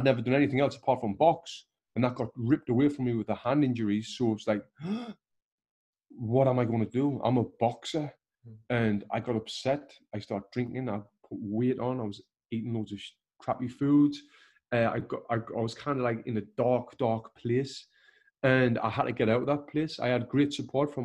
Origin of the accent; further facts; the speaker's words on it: Sunderland, North East England, United Kingdom; moved away as an adult; now in Los Angeles, United States; if I was still living in my hometown of Sunderland